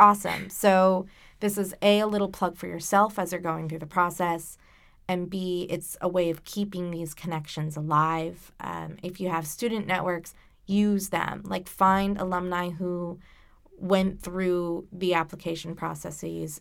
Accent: Warwick, Rhode Island, United States; I grew up in Gatsby, Warwick

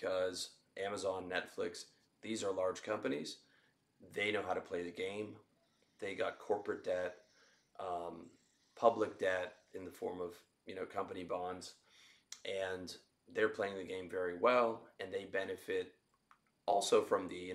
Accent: Canada; now in Southeast Asia; I'm Canadian and I live in Southeast Asia

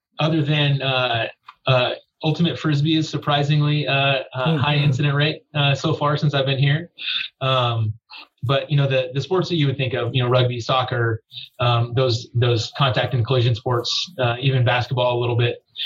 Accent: Southern California, United States; I grew up in Southern California

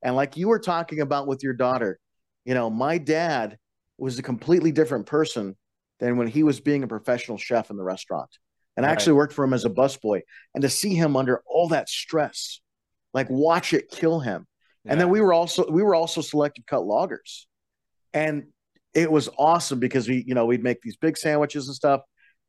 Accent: Colorado, United States; I was raised on the Western Slope, 15 miles outside of the Rocky Mountain National Park. We had a 4-day school week

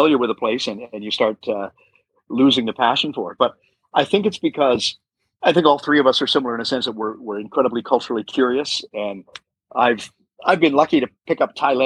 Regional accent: Canada; moved away as an adult; also born or lived in United States; now in Bangkok, Thailand; I'm Canadian

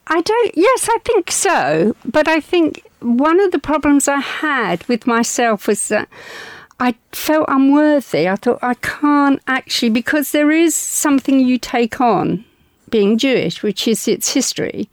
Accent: London, United Kingdom; All my life, I was brought up in the East End of London

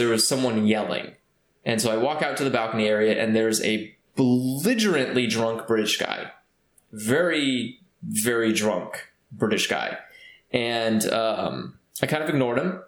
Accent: California, United States

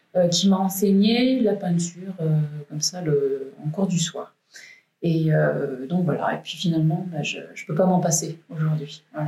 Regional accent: Valence, Auvergne-Rhône-Alpes, France; also born or lived in Malissard; moi je suis valentinoise, je suis née à Valence euh, et j'habite ici à Malissard avec ma petite famille

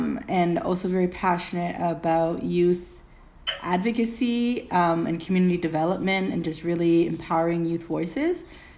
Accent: Mississauga, Ontario, Canada; I was born and raised in Mississauga.

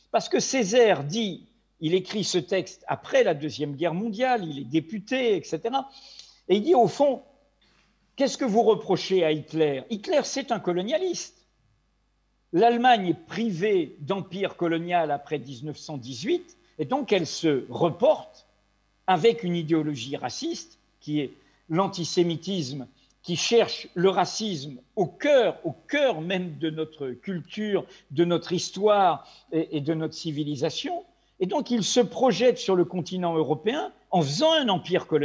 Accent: Brittany, France; also born or lived in Maghreb; jusqu'à l'âge de 10 ans, et ensuite euh, au Maghreb jusqu'à l'âge de 18 ans. Comme je dis souvent, je suis un Breton ou un Français d'outre-mer.

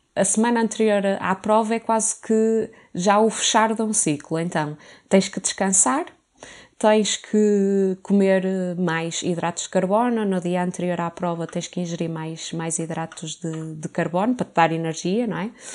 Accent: Porto, Norte, Portugal; now in Lisbon, Portugal; sou do Porto

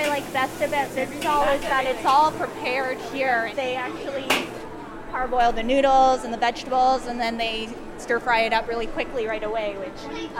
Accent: Toronto, Ontario, Canada; also born or lived in Hong Kong; So in Toronto, I took Chinese school at a Taiwanese style Mandarin school.

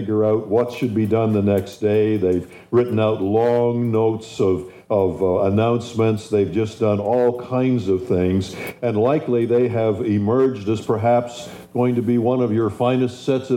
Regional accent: Canada; moved away; also born or lived in Spring Arbor / Virginia Beach; make me feel at home as a Canadian

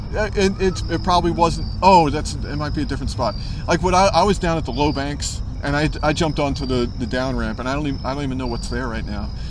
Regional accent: New York City, New York, United States; also born or lived in Long Island; We're from we're from Brooklyn.

